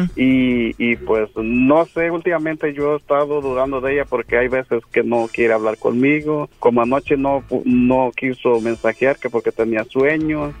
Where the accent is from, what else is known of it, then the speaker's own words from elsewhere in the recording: Guadalajara, Jalisco, Mexico; yo soy de Guadalajara